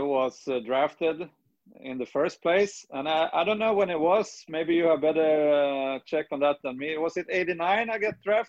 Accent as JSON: {"language": "English", "country": "Sweden", "second_language": "English", "moved": "as an adult", "lives_now": "United States", "said": "I'm from Sweden"}